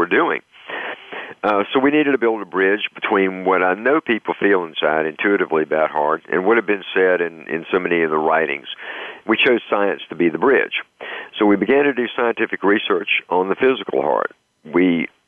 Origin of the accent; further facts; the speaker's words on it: the South, United States; moved away; also born or lived in North Carolina; I'm originally from the South